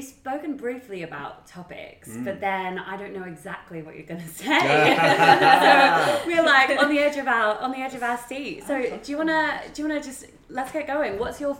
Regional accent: Australia; I'm Australian.

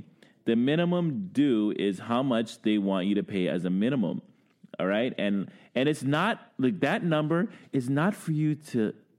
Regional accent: Brooklyn, New York, United States; now in Ottawa, Canada; I've been here 20 plus years. I'm from Brooklyn.

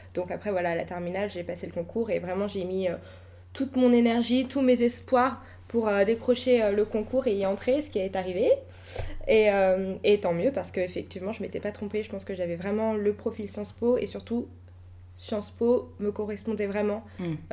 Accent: Le Blanc-Mesnil, Île-de-France, France; j'ai grandi au Blanc-Ménil

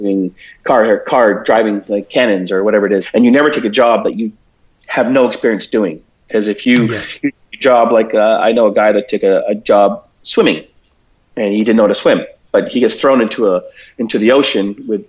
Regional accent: Toronto, Ontario, Canada; moved away as an adult; also born or lived in Philippines / Vancouver; I was born in Toronto, and I grew up in Toronto mainly.

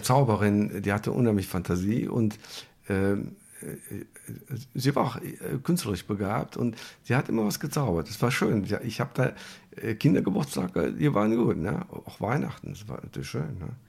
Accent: Germany; Bei einem Bombenangriff geboren hier im Krankenhaus.

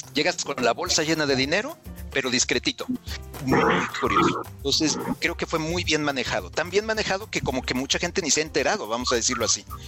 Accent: Mexico City, Mexico; moved away as an adult; now in Guadalajara, Mexico; yo soy de Ciudad de México, ahí, ahí nací, ahí crecí, pero ahora vivo en Guadalajara.

